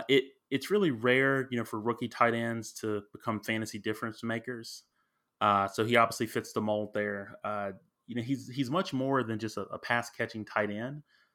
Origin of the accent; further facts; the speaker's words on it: Alabama, United States; also born or lived in New Orleans; I'm in Texas, but I'm originally from Alabama, Roll Tide, and I lived in New Orleans.